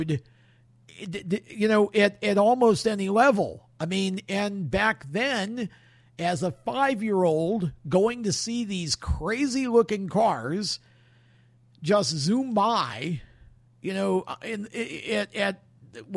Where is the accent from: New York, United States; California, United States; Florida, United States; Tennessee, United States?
New York, United States; Oswego; I was born and raised in Oswego, New York